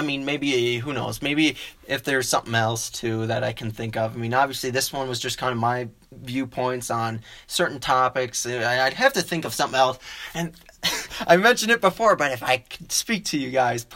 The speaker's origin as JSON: {"language": "English", "town": "Madison", "region": "Wisconsin", "country": "United States", "moved": "as an adult", "lives_now": "Colorado Springs, United States", "said": "I'm from Wisconsin originally. I got my generals done at MATC, Madison Area Technical College, back home in Madison"}